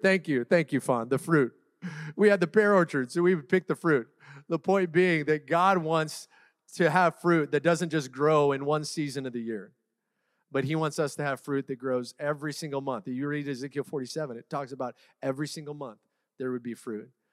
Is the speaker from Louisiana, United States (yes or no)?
no; Seattle, Washington, United States; now in Orange County, United States; I'm born and raised in Seattle, Washington